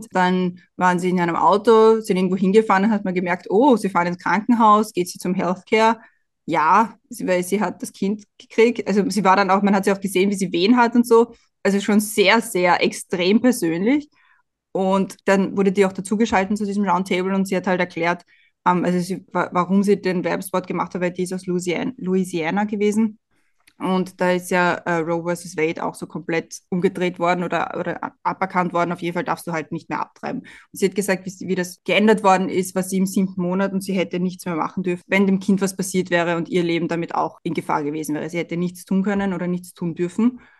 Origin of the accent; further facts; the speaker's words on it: Austria; Und bei uns in Österreich wird einem immer einge, eingebläut, ja, nicht über den Gegner reden.